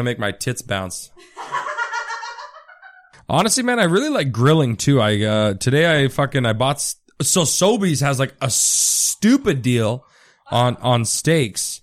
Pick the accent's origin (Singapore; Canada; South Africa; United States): Canada; Richmond Hill, Ontario; I grew up in Richmond Hill, which is, like, in between Vaughan and Markham.